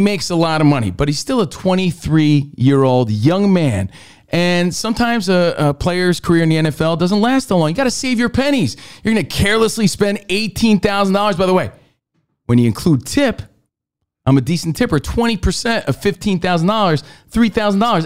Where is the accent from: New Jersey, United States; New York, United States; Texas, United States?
New Jersey, United States; In my home state of New Jersey